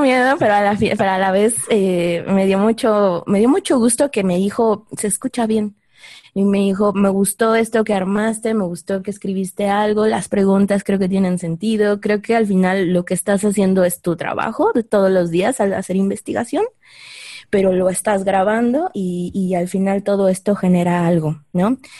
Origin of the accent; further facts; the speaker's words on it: Mexico City, Mexico; los que estamos más viejitos y crecimos en la Ciudad de México